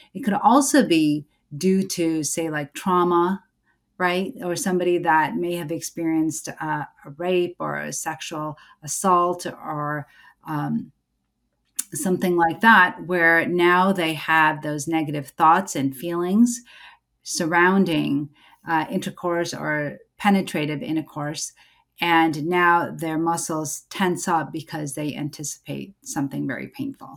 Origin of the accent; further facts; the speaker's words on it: United States; I'm an American born certified O B G Y N, a mom, a Muslim